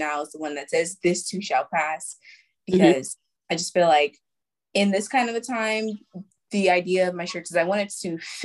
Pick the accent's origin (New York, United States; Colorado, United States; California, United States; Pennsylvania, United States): New York, United States; New York City; I'm from New York, Brooklyn, New York